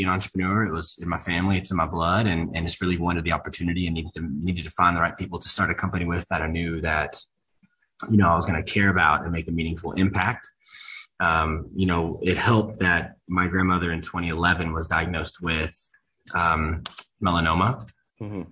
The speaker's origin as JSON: {"language": "English", "town": "Louisville", "region": "Kentucky", "country": "United States", "tie": "born or raised there", "moved": "as an adult", "lives_now": "Austin, United States", "said": "I'm a Kentucky boy, born and raised in Louisville, Kentucky"}